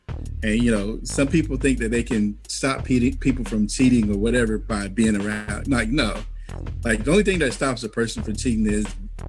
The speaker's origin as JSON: {"language": "English", "region": "the South", "country": "United States", "said": "I'm from the South."}